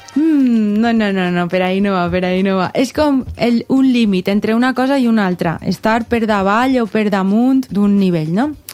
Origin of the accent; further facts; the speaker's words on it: Belgium; first language French; Catalan is a second language; la meva llengua materna és el francès, parle també anglès, eh, holandès, eh, perquè, perquè sóc de Bèlgica